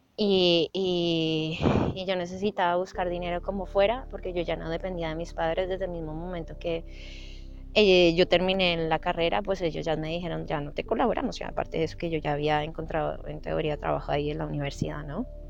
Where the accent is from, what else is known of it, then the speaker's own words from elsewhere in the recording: Bogotá, Colombia; moved away as an adult; now in Madrid, Spain; Yo nací en Bogotá, Colombia, y tomé la decisión de venirme a Madrid hace unos ocho años